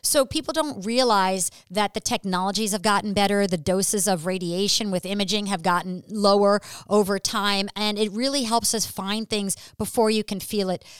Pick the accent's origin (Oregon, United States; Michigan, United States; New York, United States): New York, United States; New York City; moved away; I'm actually originally from New York City